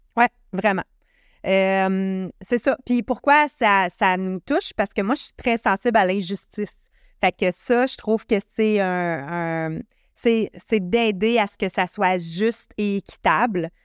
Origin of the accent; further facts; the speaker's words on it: Canada; moi, en tant que Canadien